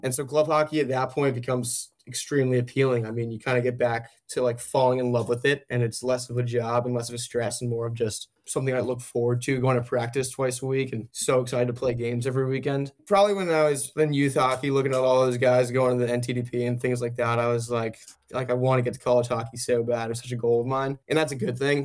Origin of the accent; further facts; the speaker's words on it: Darien, Connecticut, United States; moved away as an adult; now in Chapel Hill, United States; I'm from Darien, Connecticut, Northeast